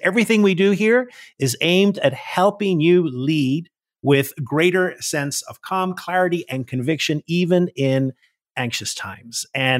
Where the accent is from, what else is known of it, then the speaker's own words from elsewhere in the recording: Northern Ireland, United Kingdom; now in United States; I'm from Northern Ireland and I grew up in … And when I came to the US, a lot of people pronounce it Irvine.